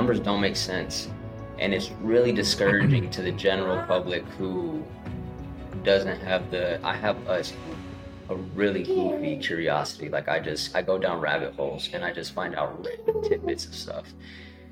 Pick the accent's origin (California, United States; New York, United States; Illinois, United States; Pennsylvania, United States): California, United States; Salinas; I'm from Salinas, California